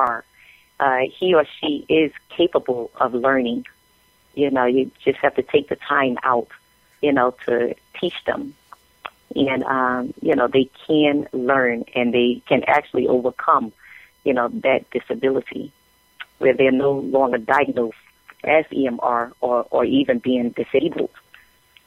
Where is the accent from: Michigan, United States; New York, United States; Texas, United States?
New York, United States; New York City; I'm originally from Brooklyn, New York, and, grew up in projects in Brooklyn